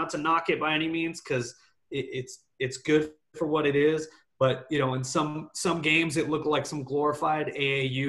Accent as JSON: {"language": "English", "town": "Phoenix", "region": "Arizona", "country": "United States", "said": "I'm from Phoenix"}